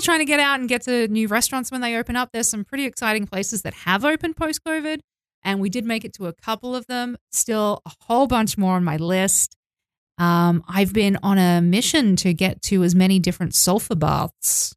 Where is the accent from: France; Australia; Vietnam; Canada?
Australia; moved away as an adult; also born or lived in Mexico; now in Tbilisi, Georgia; I'm from Australia